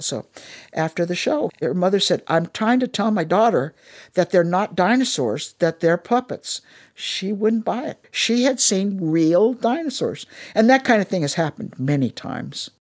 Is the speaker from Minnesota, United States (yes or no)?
yes; Minnesota, United States; also born or lived in Darmstadt, Germany; now in Washington, DC, United States; I'm from Minnesota